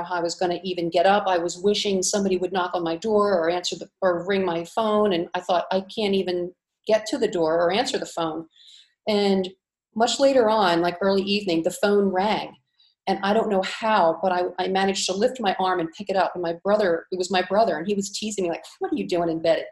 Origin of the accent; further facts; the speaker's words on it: Cape May, New Jersey, United States; moved away as an adult; also born or lived in Philadelphia; now in Split, Croatia; I grew up in Cape May, New Jersey, which is the seashore.